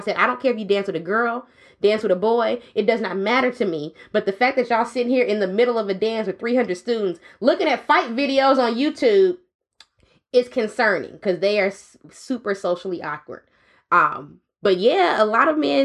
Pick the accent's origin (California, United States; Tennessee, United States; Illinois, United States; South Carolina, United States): California, United States; the Bay Area; I'm from the Bay